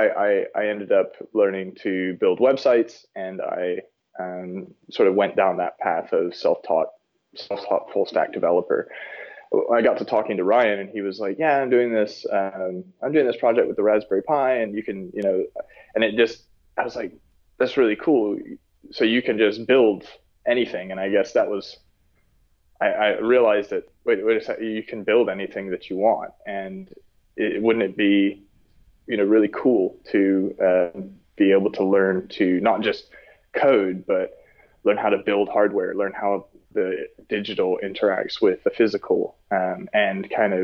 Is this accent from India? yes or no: no; South Africa; born there; also born or lived in Texas, United States / London, United Kingdom; So I was born in South Africa, lived there for a little while, and then moved over to Texas.